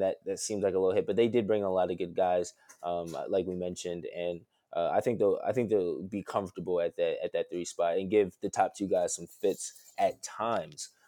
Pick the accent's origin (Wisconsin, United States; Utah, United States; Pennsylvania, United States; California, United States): Pennsylvania, United States; right outside of Philadelphia; diehard Philly fan all day, um, from right outside of Philly